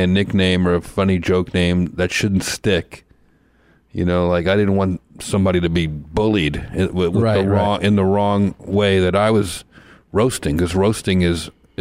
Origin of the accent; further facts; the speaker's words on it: New Jersey, United States; Growing up in New Jersey, like starting out comedy in New Jersey, New York